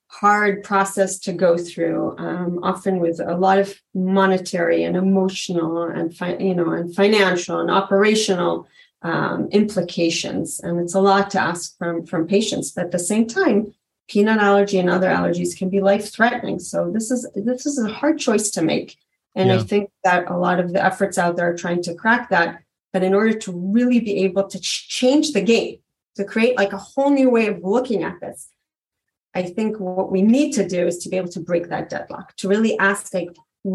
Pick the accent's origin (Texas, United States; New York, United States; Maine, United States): New York, United States; also born or lived in Israel; You know, like I grew up in New York and Israel. I never had a kid in my class with food allergy